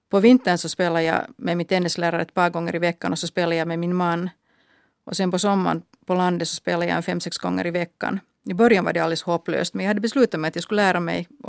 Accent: Finland; No, det berodde förstås på att jag är svenskspråkig. De kallade mig för Hurri och de tyckte att jag skulle kunna fara tillbaka till Sverige.

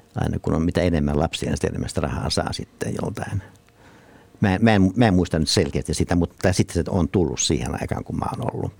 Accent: Nurmo, South Ostrobothnia, Finland; mä oon syntynyt siis Nurmossa

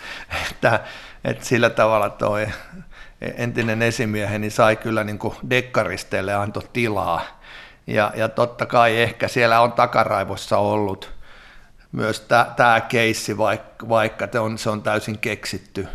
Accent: Riihimäki, Kanta-Häme, Finland; olen täältä kotoisin

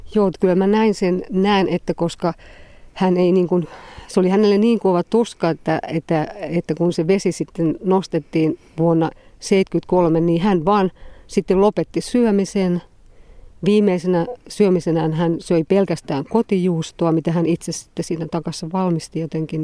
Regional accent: Nurmo, South Ostrobothnia, Finland; also born or lived in Hirvijärvi village, South Ostrobothnia; meillä Nurmossa, missä, minne meidän perhe sitten oli muuttanut

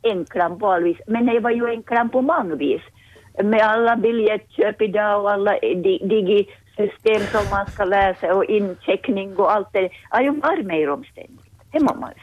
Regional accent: Kvevlax, Ostrobothnia, Finland

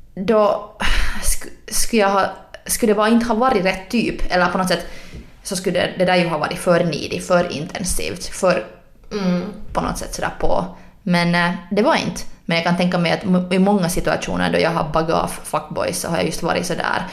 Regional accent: Helsinki, Uusimaa, Finland; jag är från Helsingfors

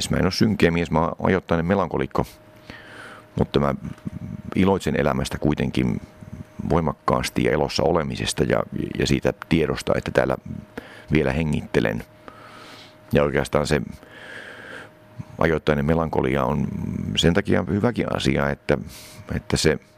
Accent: Finland; also born or lived in East Germany; mä synnyin DDRssä, josta muutettiin tänne Suomeen. Mä oon siis suomalaisista vanhemmista kuitenkin. Siinä vaiheessa, kun mä olin aika tarkkaan kolme vanha.

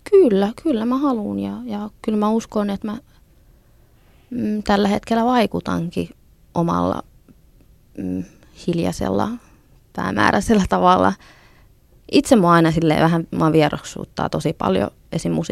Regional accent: Finland; first language Finnish; suomi on, on mulla äidinkieli. Et se on mun, se on kuitenkin se sillain niin kuin ykköskieli, että sillä mä ajattelen.

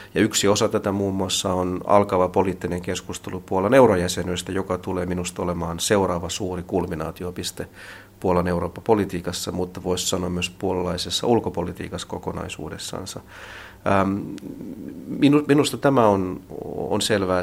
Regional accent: Finland; moved away as an adult; also born or lived in Hungary; now in Warsaw, Poland

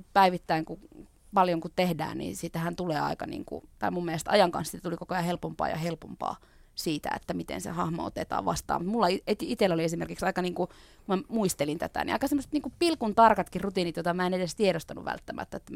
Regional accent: Oulu, North Ostrobothnia, Finland; moved away; kun mä Oulusta kotoisin

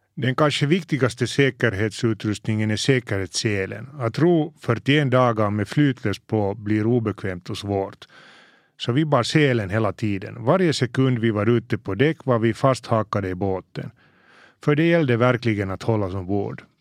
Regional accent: Helsinki, Uusimaa, Finland; Mina första minnen från havet är från när jag var kanske fem sex år och vi lämnade Helsingfors i familjens segelbåt

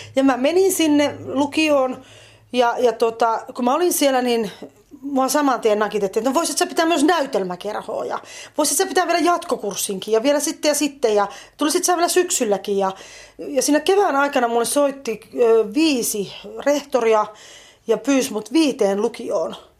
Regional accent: Varkaus, North Savo, Finland; also born or lived in Joroinen / Savonlinna / Orivesi / Helsinki; now in Lahti, Finland; Mähän olen syntynyt tuolla Varkaudessa ja asunut Itä-Suomessa, Varkaudessa, Joroisissa, Savonlinnassa – aikaisemmin

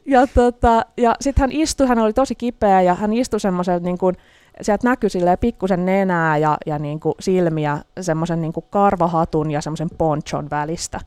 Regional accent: Helsinki, Uusimaa, Finland; Mä olen helsinkiläinen toimittaja

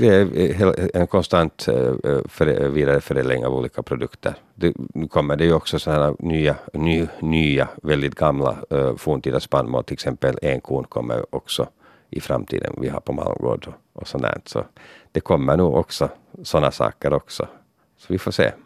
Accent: Finland; Så man var väldigt stolt att vara finländare där

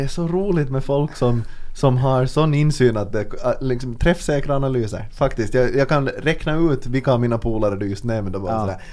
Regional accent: Finland; vi finlandssvenskar

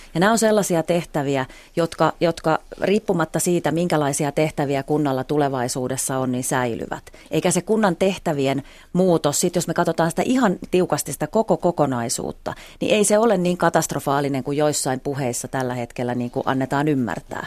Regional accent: Eastern Finland, Finland; meillä Itä-Suomessa

